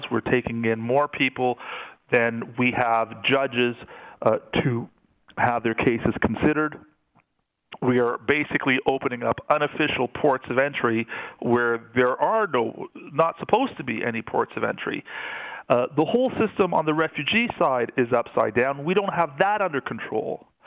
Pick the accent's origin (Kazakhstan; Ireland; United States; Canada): Canada; that's perfectly fine with me as a Canadian citizen, as a taxpayer, as a person who believes he has a good moral compass.